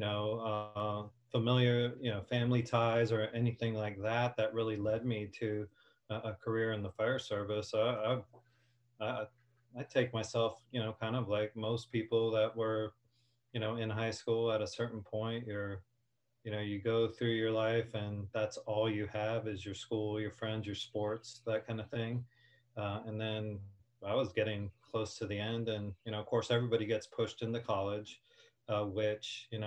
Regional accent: Hialeah, Florida, United States; also born or lived in New Jersey; I grew up in the city of Hialeah, although I was born in Jersey and moved there when I was 2

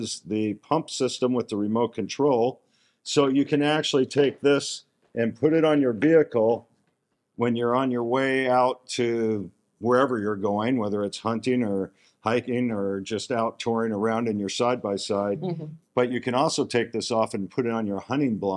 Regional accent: Scottsdale, Arizona, United States; I'm from Scottsdale, Arizona

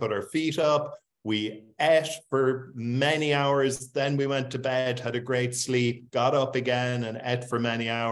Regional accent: Cork, Munster, Ireland; moved away as an adult; I'm in Cork, Ireland, which is my hometown.

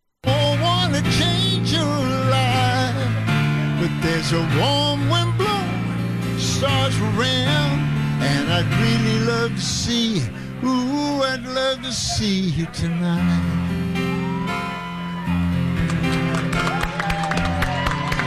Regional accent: Tennessee, United States; I'm from Tennessee

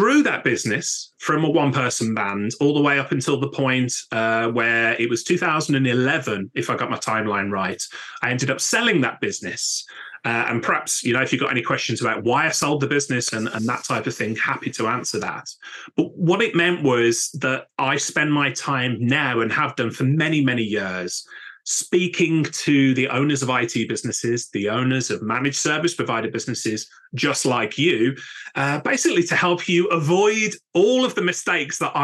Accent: Birmingham, West Midlands, United Kingdom; now in Newcastle upon Tyne, United Kingdom; my hometown of Birmingham, my adopted hometown of Newcastle upon Tyne, UK

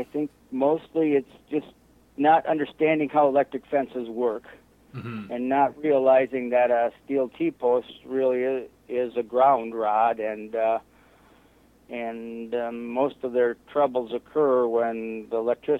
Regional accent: Melador, Wisconsin, United States; from Melador, Wisconsin. I was born and raised on this farm.

